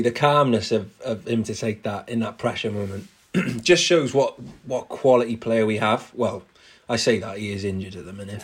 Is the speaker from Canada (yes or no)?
no; Cardiff, Wales, United Kingdom; I was born in Cardiff, um, back in '95.